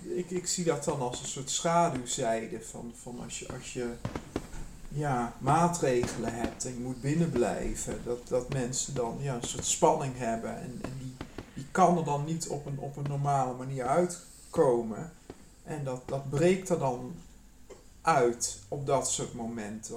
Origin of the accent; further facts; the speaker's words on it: Nijmegen, Gelderland, Netherlands; moved away; also born or lived in Amsterdam; ik kom uit, ik ben in Nijmegen geboren